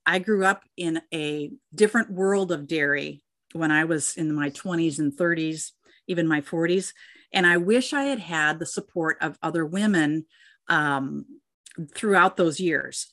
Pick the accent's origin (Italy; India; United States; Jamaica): United States; Minnesota; my home state of Minnesota